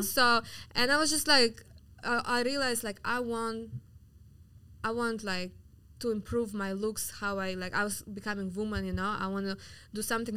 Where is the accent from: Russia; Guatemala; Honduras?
Russia; Yakutsk, Sakha Republic; English is a second language; now in Miami, United States; I'm from Siberia. I'm from mm-hmm. the coldest city in the world called Yakutsk. I'm like native Siberian, so I'm from Russia